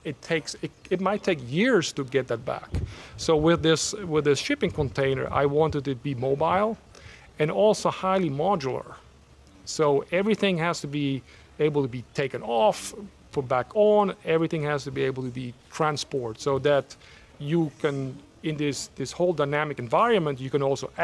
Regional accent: Switzerland; also born or lived in Savannah, Georgia / Washington, District of Columbia, United States; now in United States; When I grew up in Switzerland, which is a very small country, it's only 200 miles across.

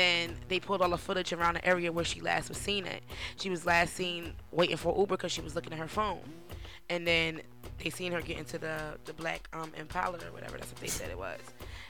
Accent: United States; I'm American

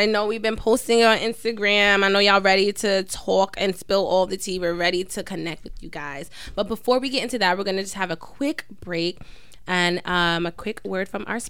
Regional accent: New York City, New York, United States; we're from Queens.

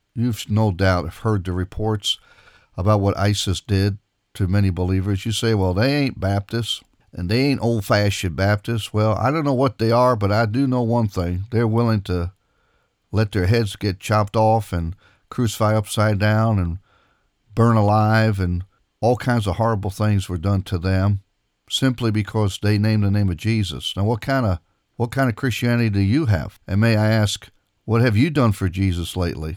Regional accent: Israel; moved away; I grew up in Israel

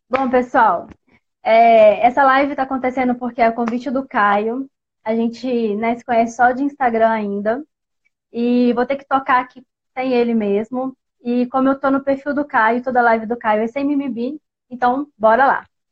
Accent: Barão de Cocais, Minas Gerais, Brazil; sou da Terrinha do Pão de Queijo, sou mineira aqui de Barão de Cocais

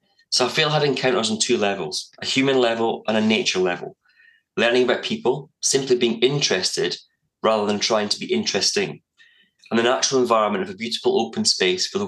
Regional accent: Scotland, United Kingdom; I grew up in Scotland, so it was very spoiled

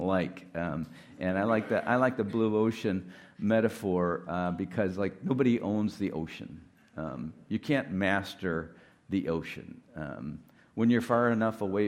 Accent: Detroit, Michigan, United States; moved away as an adult; also born or lived in Ann Arbor, Michigan; I'm from Detroit

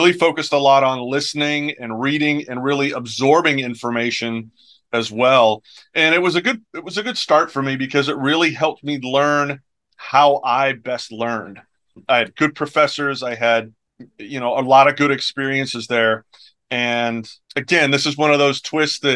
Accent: Edinboro, Pennsylvania, United States; moved away as an adult; my hometown is Edinburgh, Pennsylvania

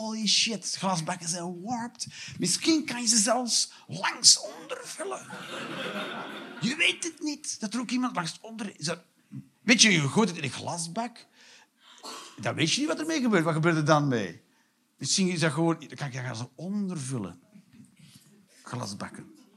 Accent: Limburg, Flanders, Belgium; als Limburger

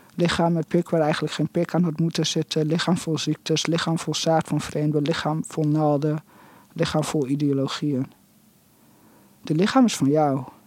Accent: Netherlands; moved away; also born or lived in England; ik ben in Nederland opgegroeid, maar ik heb ook heel lang in Engeland gewoond

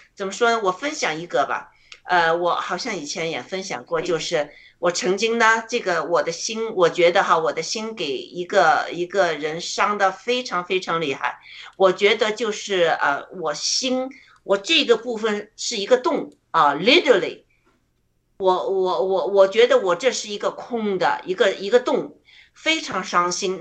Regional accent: China; 我觉得我们中国人开始醒了。

